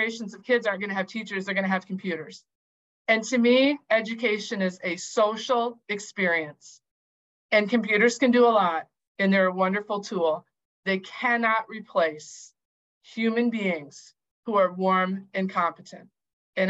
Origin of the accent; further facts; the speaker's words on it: Howard, South Dakota, United States; I'm from Howard, South Dakota. I graduated from Howard, South Dakota in 1990.